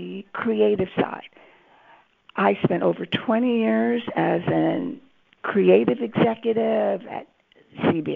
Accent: Los Angeles, California, United States; I grew up in Los Angeles, and next to Hollywood.

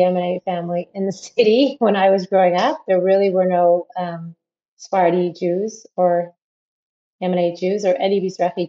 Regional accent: Ottawa, Ontario, Canada; moved away as an adult; also born or lived in South Africa; now in Israel; I grew up in Ottawa originally, which is the capital of Canada.

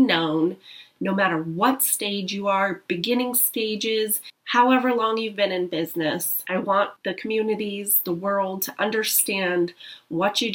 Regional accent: United States; Being here in America, being American

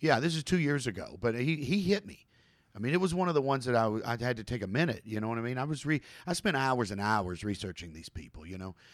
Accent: Kentucky, United States; I'm from Kentucky

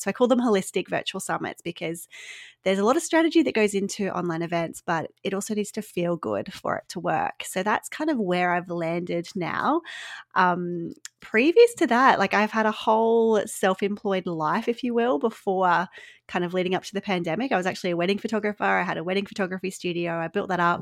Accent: Australia; accent: Australian; listeners might pick up from my accent. I am Australian

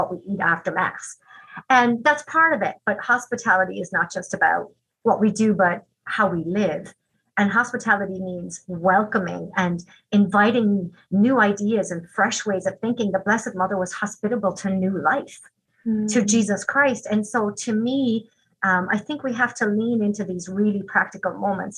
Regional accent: Ireland; now in Green Bay, United States; When I was growing up in Ireland, we were all taught a little song.

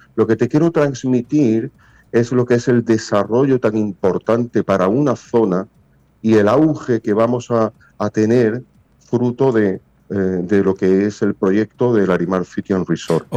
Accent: Spain; moved away as an adult; now in Punta Cana, Dominican Republic; soy español

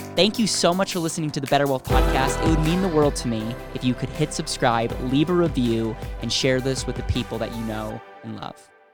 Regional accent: Stevens Point, Wisconsin, United States; University of Stevens Point, which was my hometown

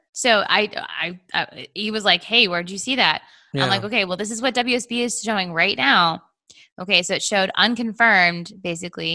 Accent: Canada; now in Atlanta, United States; I grew up in Canada, so my parents are like one step away from Quakers

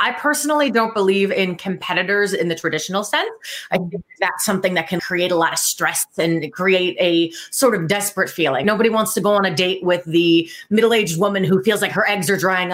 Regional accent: New Jersey, United States; moved away as an adult; now in Columbus, United States; I grew up in New Jersey and I moved out to Columbus, Ohio about 5 years ago

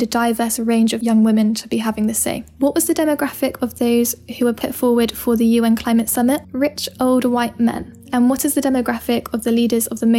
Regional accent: England, United Kingdom; I'm from England. Growing up by the sea

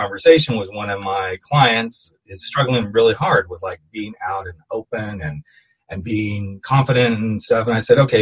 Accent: United States; I'm American

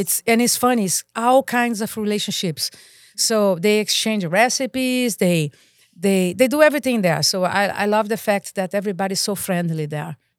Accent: Rio de Janeiro, Brazil; English is a second language; moved away as an adult; now in Santa Clarita, United States; I'm Brazilian. I grew up in Rio de Janeiro, Copacabana.

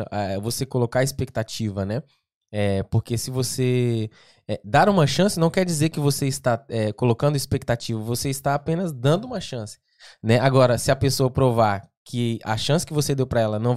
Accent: Goiás, Brazil; also born or lived in Portugal / Spain / France; now in London, United Kingdom

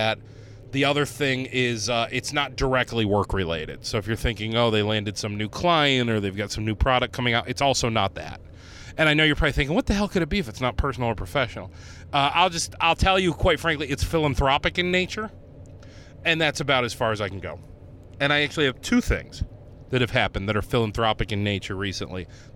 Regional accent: Northeast Ohio, United States; moved away as an adult; also born or lived in Cleveland; now in Rochester, United States; I grew up in Northeast Ohio.

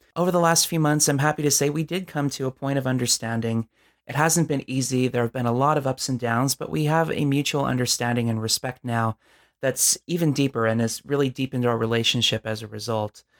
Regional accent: Southern California, United States; I'm from Southern California

